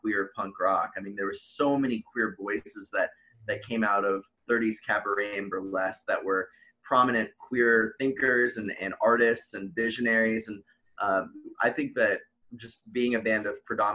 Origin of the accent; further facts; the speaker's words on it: New Orleans, Louisiana, United States; moved away; I grew up partially in New Orleans